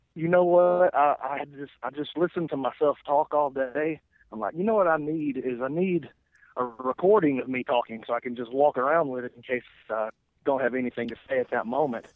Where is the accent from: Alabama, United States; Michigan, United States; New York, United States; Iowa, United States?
Alabama, United States; Lawrence County; I'm from Lawrence County, Alabama. Uh, I graduated public high school with 31 people in my class